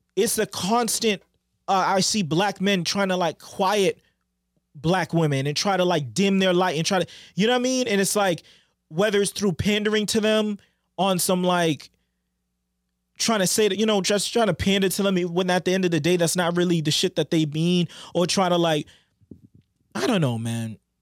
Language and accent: English; Boston, Massachusetts, United States; we're from Boston